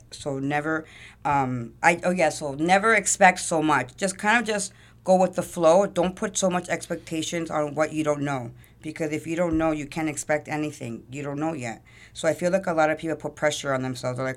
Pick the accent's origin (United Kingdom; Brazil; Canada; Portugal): Canada; Toronto, Ontario; so I was born at yeah Jane Finch. Um, I moved around a lot.